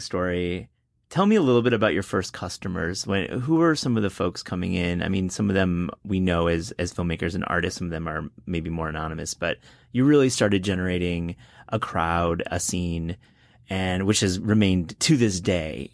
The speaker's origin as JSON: {"language": "English", "town": "Kalamazoo", "region": "Michigan", "country": "United States", "tie": "born or raised there", "said": "I grew up in Kalamazoo, Michigan"}